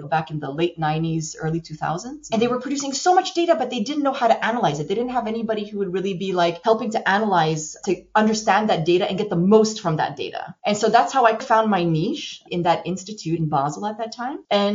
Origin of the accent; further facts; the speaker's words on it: Montreal, Quebec, Canada; moved away; I'm actually from Montreal, Canada. So I'm a Canadian. I was educated at McGill